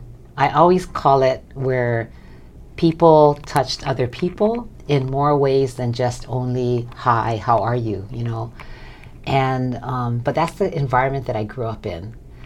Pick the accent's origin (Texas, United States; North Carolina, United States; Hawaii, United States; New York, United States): Hawaii, United States; Wailuku; I grew up right here in Wailuku Town.